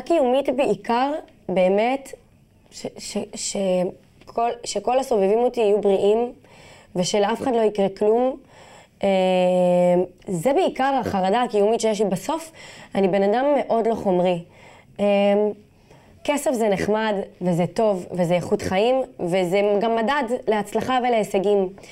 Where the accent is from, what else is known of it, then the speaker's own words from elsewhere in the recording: Jaffa, Tel Aviv District, Israel; אה, גדלתי ביפו, אבל גדלתי בבית שלי ביפו.